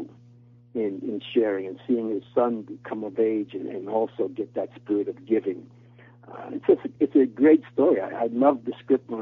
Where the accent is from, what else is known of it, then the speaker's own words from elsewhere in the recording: New York City, New York, United States; as I was growing up in New York City